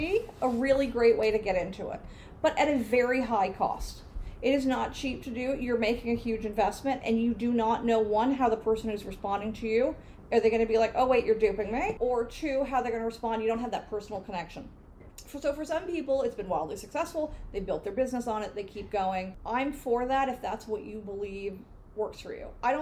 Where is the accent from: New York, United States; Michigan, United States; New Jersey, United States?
New York, United States; New York City; also born or lived in San Francisco; I grew up on the Upper East Side with non-sporty parents